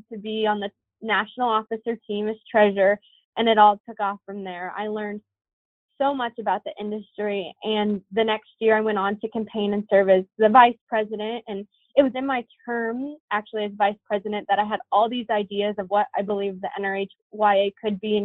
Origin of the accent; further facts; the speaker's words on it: Duncan, Nebraska, United States; also born or lived in Columbus, Nebraska / Wayne, Nebraska; I grew up in Duncan, but I went to school in Columbus, Nebraska